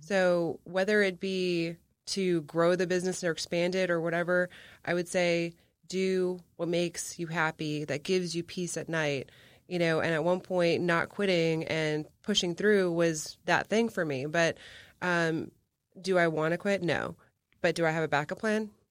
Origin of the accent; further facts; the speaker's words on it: McAllen, Texas, United States; my hometown of McAllen